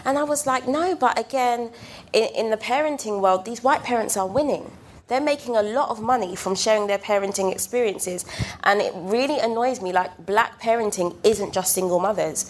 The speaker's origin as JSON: {"language": "English", "region": "London", "country": "United Kingdom", "tie": "born or raised there", "said": "I was raised on Brixton Hill"}